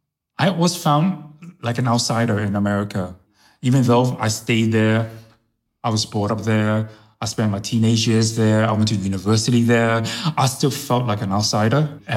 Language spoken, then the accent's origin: English; New York, United States; first language Chinese; English is a second language; also born or lived in Hong Kong; I was born in Hong Kong, but I was brought up in New York.